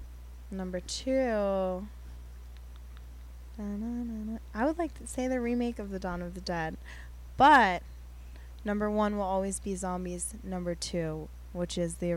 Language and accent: English; United States; No, I'm so American. Look at me. Come on.